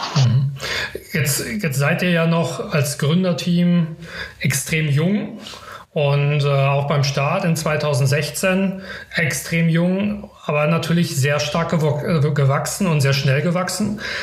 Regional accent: Karlsruhe, Baden-Württemberg, Germany; für mich als Karlsruher

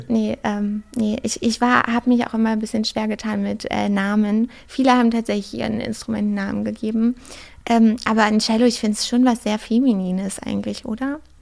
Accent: Brandenburg, Germany; now in Berlin, Germany; ich komme ja aus Brandenburg ursprünglich

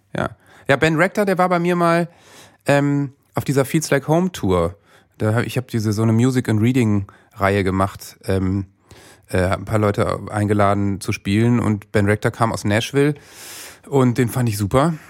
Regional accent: Worpswede, Lower Saxony, Germany; moved away as an adult; also born or lived in Bremen; ich bin in Bremen geboren, weil in Worpswede gibt es nicht mal ein Krankenhaus. Ja. Aber bin natürlich in Worpswede aufgewachsen und bin da äh, mit 20 weggezogen

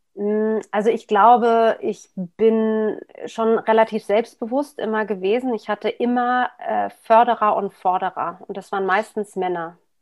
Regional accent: Berlin, Germany; ich bin in West-Berlin geboren. Ähm, was wie eine Insel damals war

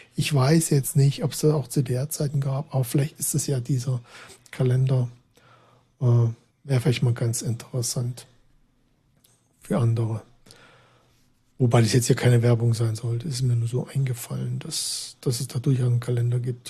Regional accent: Saxony, Germany; ich komme da aus Sachsen, aus der Gegend, wo das irgendwie auch, ähm, ja, wo halt die ganzen Weihnachtssachen da so gebaut werden oder gedrechselt

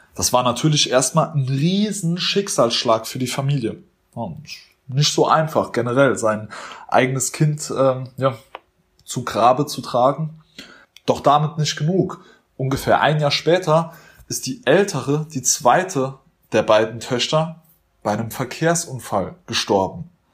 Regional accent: Germany; wir Deutsche

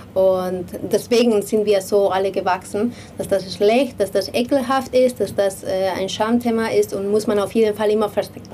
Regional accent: Madrid, Community of Madrid, Spain; moved away; ich komme aus, aus Madrid

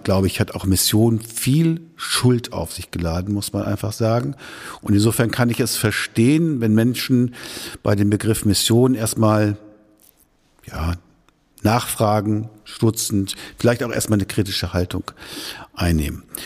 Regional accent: Schüttorf, Lower Saxony, Germany; moved away as an adult; now in Lippe, Germany; in der Grafschaft Bentheim, wo ich aufgewachsen bin, in Schüttorf

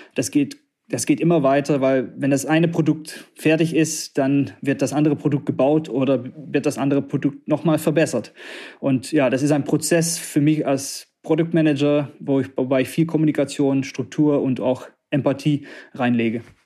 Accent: Netherlands; also born or lived in southern Germany; now in Harsewinkel, Germany; als Niederländer

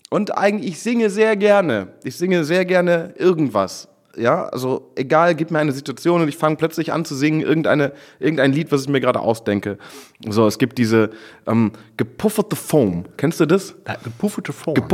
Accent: Friesland, Lower Saxony, Germany; moved away; ich komme aus, aus Friesland.

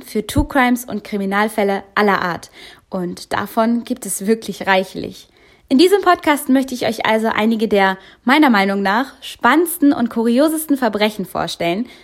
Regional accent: Cologne, North Rhine-Westphalia, Germany; ich komme aus Köln

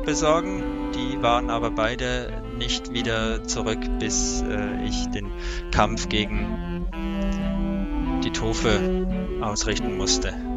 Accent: Switzerland; Ich bin von der Schweiz

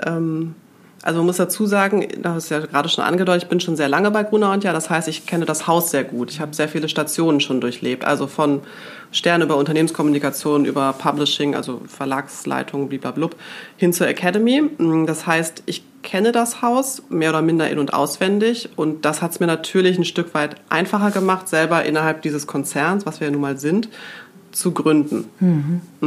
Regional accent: Münster, North Rhine-Westphalia, Germany; also born or lived in Gronau; ich komme aus Münster. Mhm. Und bin da auch in die fünfte Klasse gegangen

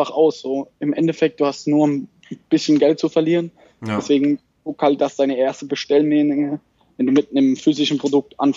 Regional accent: Baden-Württemberg, Germany; ich komme aus der Nähe von Mannheim, Heidelberg.

